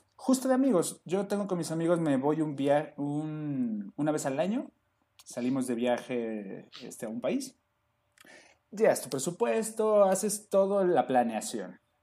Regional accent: Mexico; somos mexicanos

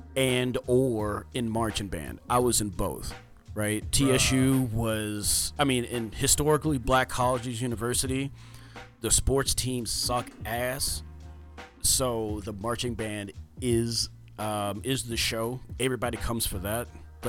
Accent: Houston, Texas, United States; because I am from Houston.

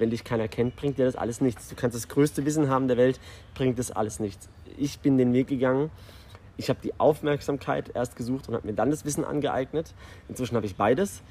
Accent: Karlsruhe, Baden-Württemberg, Germany; moved away as an adult; now in Dubai, United Arab Emirates; ich bin ursprünglich aus Deutschland. Ich komme aus dem wunderschönen Südwesten Karlsruhe

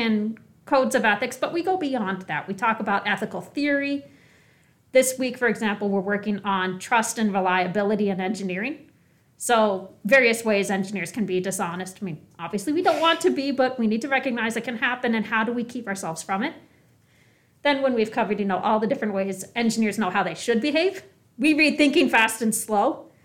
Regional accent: North Dakota, United States; North Dakota. I grew up in North Dakota.

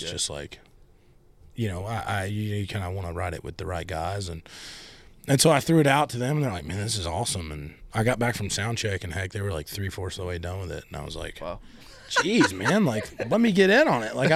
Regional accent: South Carolina, United States; I'm from South Carolina.

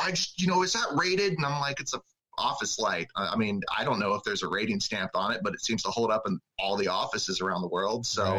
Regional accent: Little Rock, Arkansas, United States; moved away as an adult; now in Seattle, United States; I grew up in Little Rock, Arkansas

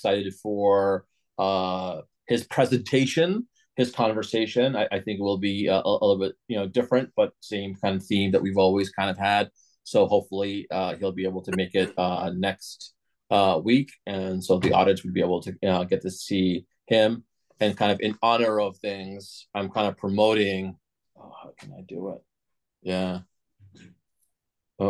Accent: Massachusetts, United States; I grew up in Massachusetts and never was a Patriots fan

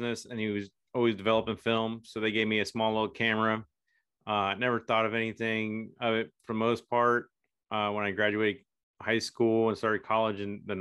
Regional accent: Merritt Island, Florida, United States; moved away; I grew up in Merritt Island, Florida, so it's like home for me

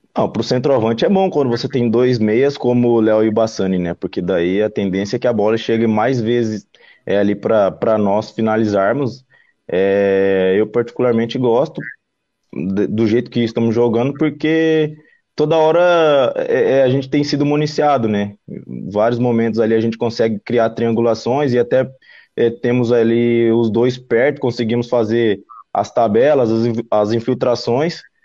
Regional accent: Cuiabá, Mato Grosso, Brazil; now in Florianópolis, Brazil; Eu sou de Cuiabá, não, de Cuiabá, Mato Grosso

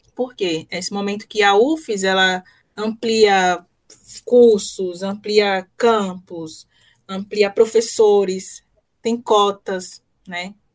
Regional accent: Salvador, Bahia, Brazil; moved away; also born or lived in Sergipe; eu sou de Salvador, de um bairro pobre em Salvador, periferia

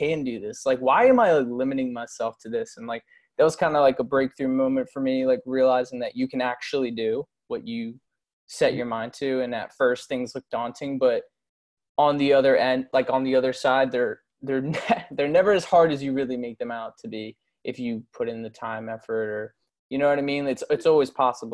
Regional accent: Doylestown, Pennsylvania, United States; moved away as an adult; now in Palm Beach Gardens, United States; I literally grew up in Doylestown.

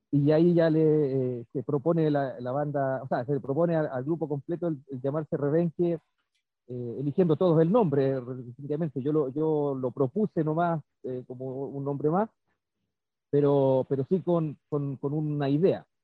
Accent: Chile; como rockero chileno, casi todos los rockeros chilenos tenemos la influencia

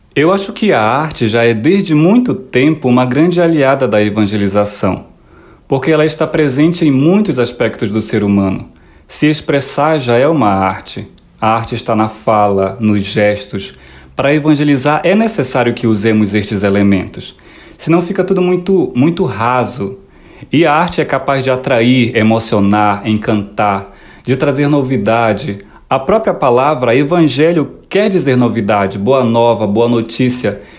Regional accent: Morumuru, interior of Pará, Brazil; now in Petrópolis, Brazil; sou natural do Morumuru, uma pequena comunidade que fica no interior do estado do Pará

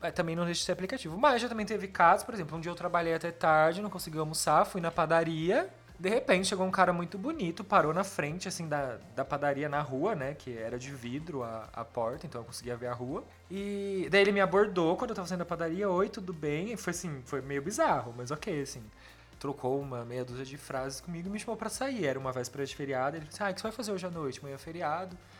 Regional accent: Campinas, São Paulo, Brazil; Eu sou de Campinas.

